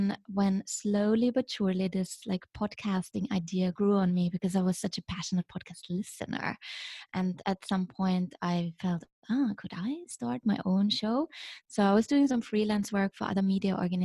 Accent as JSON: {"language": "English", "region": "Vienna", "country": "Austria", "tie": "born or raised there", "also_born_or_lived": "Shanghai, China", "moved": "as an adult", "lives_now": "Beijing, China", "said": "what defines me is where I'm from, you know, where I grew up. So I'm from Vienna originally"}